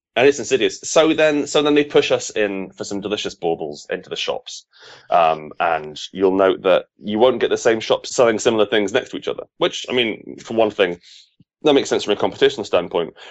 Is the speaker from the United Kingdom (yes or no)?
yes; United Kingdom; as a Brit